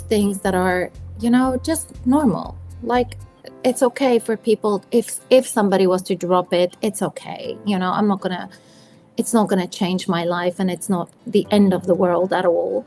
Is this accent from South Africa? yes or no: yes; South Africa; moved away; I grew up in South Africa where it's summer for Christmas